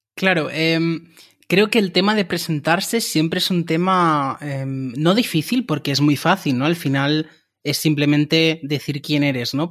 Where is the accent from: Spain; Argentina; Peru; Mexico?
Spain; Barcelona, Catalonia; moved away as an adult; now in Cologne, Germany; soy de Barcelona y desde hace tres meses estoy viviendo en Colonia, en Alemania